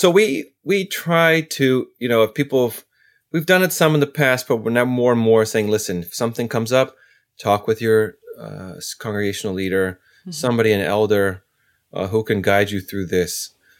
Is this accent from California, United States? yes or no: yes; California, United States; You know, I'm originally from California. I moved all over.